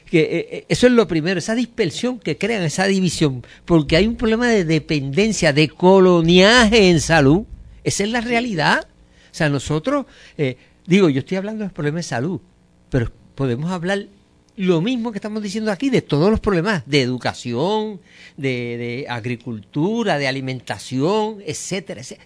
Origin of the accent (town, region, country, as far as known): Puerto Rico